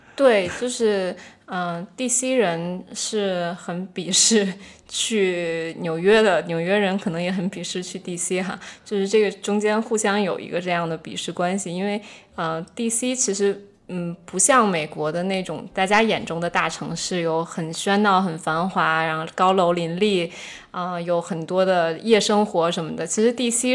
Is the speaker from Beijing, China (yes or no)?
yes; Beijing, China; moved away as an adult; also born or lived in Washington, D.C.; 我回国以后，在北京生活了三年